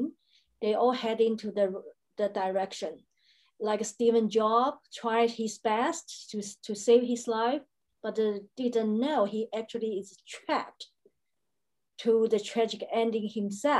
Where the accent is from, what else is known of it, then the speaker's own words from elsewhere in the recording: China; now in Brisbane, Australia; I am located now in Brisbane, Australia. I was born in China, and Australia is a country of my choice.